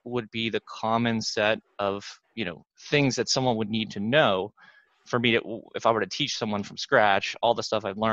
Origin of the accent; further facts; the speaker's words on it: Pittsburgh, Pennsylvania, United States; I grew up in Pittsburgh